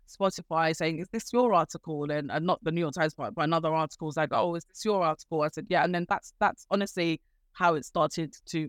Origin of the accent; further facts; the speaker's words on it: Nigeria; we Nigerians